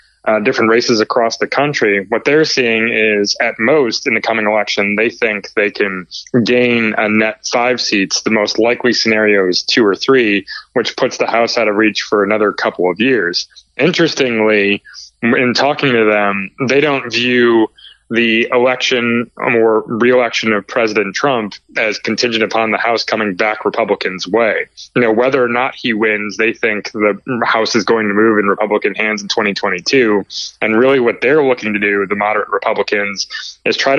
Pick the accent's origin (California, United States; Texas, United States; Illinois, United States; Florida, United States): Illinois, United States; Chicago; now in Northern Virginia, United States; I'm in the Northern Virginia area, originally from the suburbs of Chicago